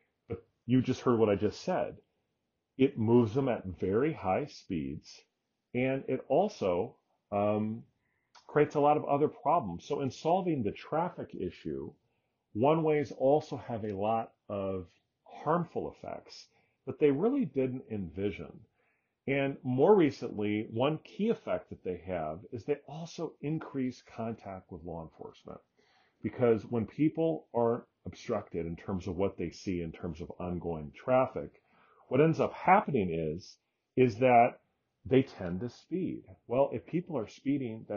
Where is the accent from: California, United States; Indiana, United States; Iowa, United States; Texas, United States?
Iowa, United States; Iowa City; my hometown of Iowa City, Iowa